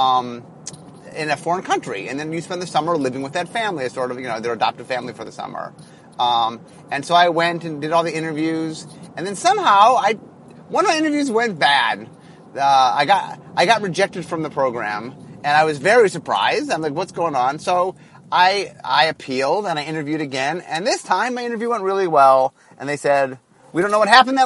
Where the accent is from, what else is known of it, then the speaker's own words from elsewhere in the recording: Ohio, United States; moved away as an adult; now in Seattle, United States; I'm from Ohio